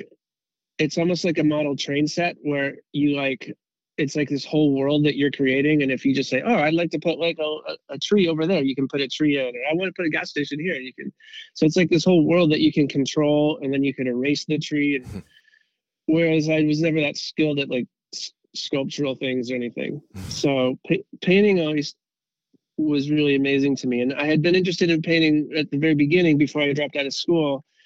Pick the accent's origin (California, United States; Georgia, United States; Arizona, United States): California, United States; Southern; growing up in SoCal as a surfer